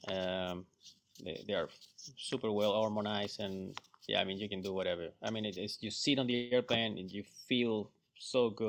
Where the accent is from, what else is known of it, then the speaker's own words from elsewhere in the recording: Florida, United States; Still cold, for me. I mean, I come from Florida.